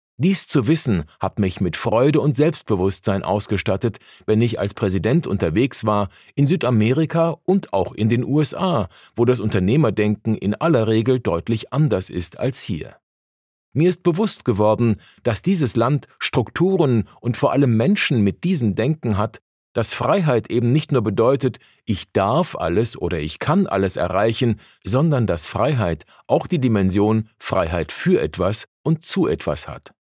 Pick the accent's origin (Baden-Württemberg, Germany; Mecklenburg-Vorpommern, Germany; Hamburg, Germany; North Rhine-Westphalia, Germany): Mecklenburg-Vorpommern, Germany; Rostock; moved away as an adult; now in Berlin, Germany; Ich komme aus Mecklenburg-Vorpommern, aus Rostock, wo ich viele Jahre evangelischer Pastor war